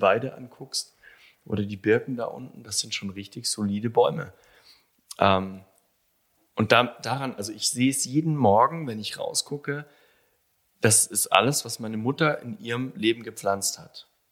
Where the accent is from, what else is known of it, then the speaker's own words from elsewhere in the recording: Allgäu, Bavaria, Germany; also born or lived in Kaufbeuren; ich bin gebürtiger Allgäuer mhm. aus Kaufbeuren. Ähm, ich bin da, war da tatsächlich nur zu meiner Geburt ein paar Stunden, das ging ratzfatz. Und dann bin ich in Webams groß geworden